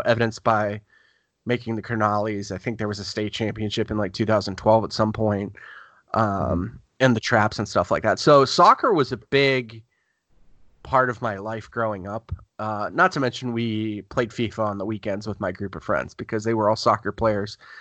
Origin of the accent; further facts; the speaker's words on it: Youngstown, Ohio, United States; also born or lived in Gahanna, Ohio; I lived in Youngstown, Ohio beforehand